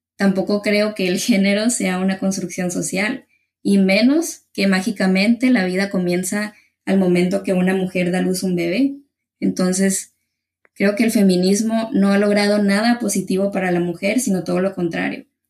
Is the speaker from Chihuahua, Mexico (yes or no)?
no; Ciudad Obregón, Sonora, Mexico; yo soy aquí de Ciudad Obregón, Sonora, en México